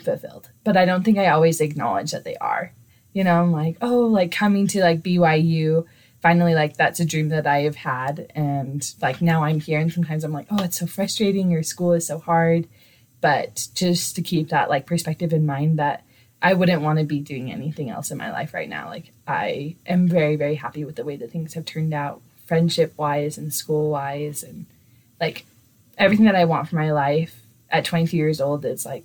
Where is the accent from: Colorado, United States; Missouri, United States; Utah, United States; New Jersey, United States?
Utah, United States; Clinton; I am from Clinton, Utah.